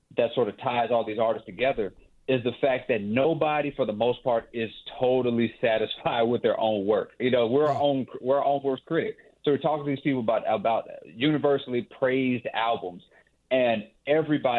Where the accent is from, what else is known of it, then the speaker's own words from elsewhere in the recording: Mississippi, United States; I'm from Mississippi.